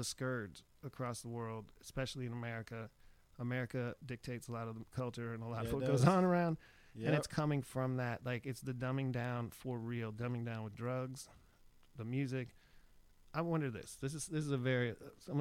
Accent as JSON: {"language": "English", "town": "Erie", "region": "Pennsylvania", "country": "United States", "tie": "born or raised there", "moved": "yes", "lives_now": "Austin, United States", "said": "growing up in Erie, Pennsylvania"}